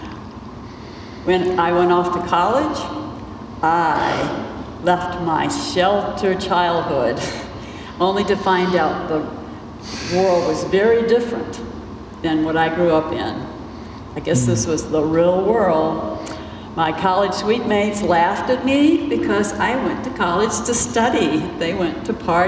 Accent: South Hill, Virginia, United States; Bill and I grew up in the Bible Belt in a very small town in South Hill, Virginia

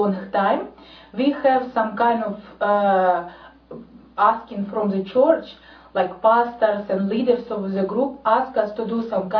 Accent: Ukraine; I'm from Ukraine.

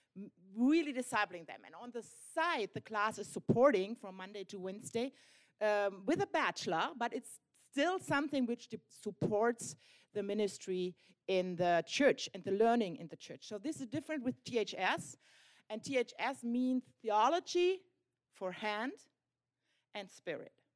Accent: Germany; we are pastors from Germany

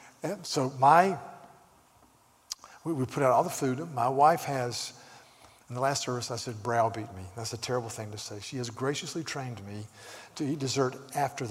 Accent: the South, United States; now in California, United States; I'm from the South

